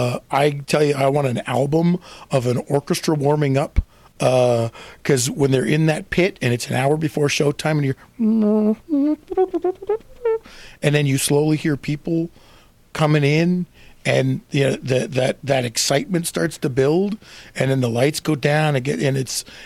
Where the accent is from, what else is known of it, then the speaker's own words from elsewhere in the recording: Canada; Well, see, and I'm from Canada too. So it's a whole different situation in Canada.